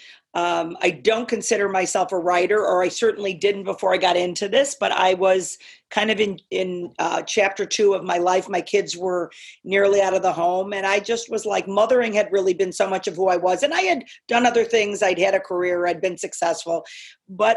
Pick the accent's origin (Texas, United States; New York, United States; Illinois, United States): Illinois, United States; Chicago; also born or lived in Northern California; Born, raised, bred. Yeah. I mean, I grew up in the suburbs